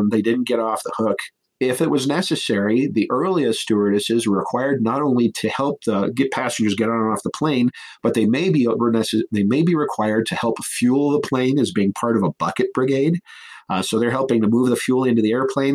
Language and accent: English; Cheyenne, Wyoming, United States; my hometown of Cheyenne